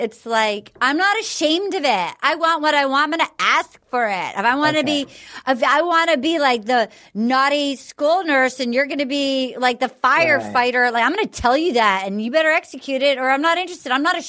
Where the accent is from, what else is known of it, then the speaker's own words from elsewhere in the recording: New England, United States; it's the opposite of how I was raised in New England